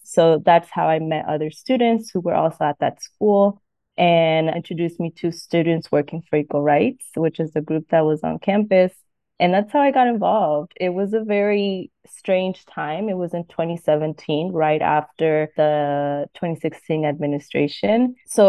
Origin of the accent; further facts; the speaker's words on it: Florida, United States; also born or lived in Mexico; I am originally from Mexico. I came here when I was 4. I've lived in Florida all my life. I moved to Fort Lauderdale, so I live in South Florida area.